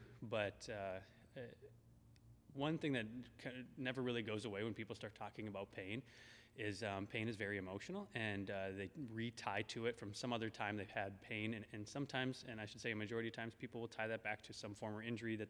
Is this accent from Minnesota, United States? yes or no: yes; Minneapolis, Minnesota, United States; I'm from Minnesota, Minneapolis originally